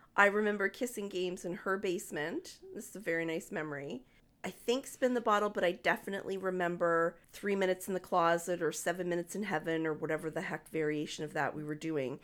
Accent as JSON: {"language": "English", "town": "Moncton", "region": "New Brunswick", "country": "Canada", "tie": "born or raised there", "also_born_or_lived": "Dartmouth, Nova Scotia", "said": "When I was nine years old, at the end of grade three, we moved from Dartmouth to Moncton"}